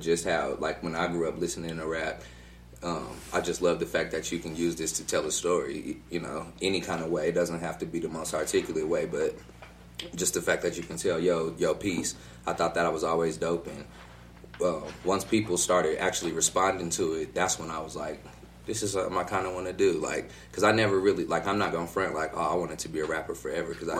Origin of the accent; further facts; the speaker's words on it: Denver, Colorado, United States; I come from Park Hill